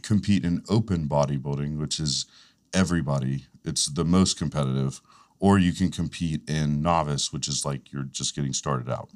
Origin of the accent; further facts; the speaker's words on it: Fletcher, North Carolina, United States; I grew up in Fletcher